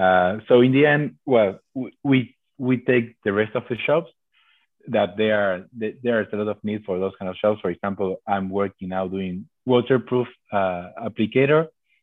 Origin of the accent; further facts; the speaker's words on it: Argentina; moved away as an adult; So I came from Argentina being in charge of buildings, basically, to do what I was telling people to do.